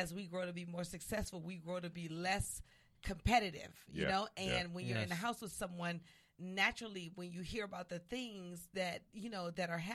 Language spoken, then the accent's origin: English; New Orleans, Louisiana, United States; also born or lived in Maryland; now in Los Angeles, United States; New Orleans, my hometown